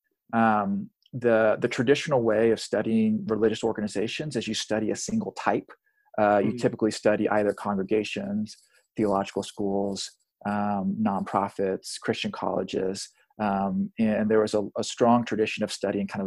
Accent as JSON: {"language": "English", "region": "South Texas", "country": "United States", "tie": "born or raised there", "also_born_or_lived": "Pacific Northwest", "moved": "as an adult", "said": "I was born and raised in South Texas"}